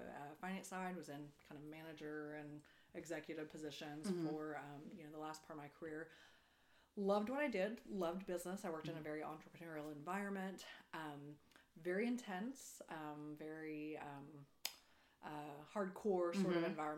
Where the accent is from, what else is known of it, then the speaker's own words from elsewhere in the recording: Perryton, Texas, United States; also born or lived in Denver / Austin / Houston; moved to Perryton. And I grew up there, lived there until I went to college